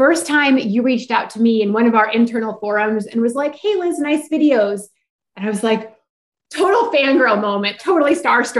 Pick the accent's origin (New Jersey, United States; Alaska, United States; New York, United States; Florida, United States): Alaska, United States; moved away as an adult; also born or lived in Texas; I grew up in Alaska